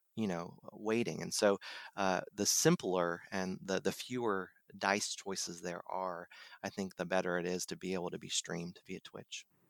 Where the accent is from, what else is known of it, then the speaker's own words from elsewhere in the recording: Dayton, Ohio, United States; now in North Carolina, United States; I'm from Ohio, from the Dayton area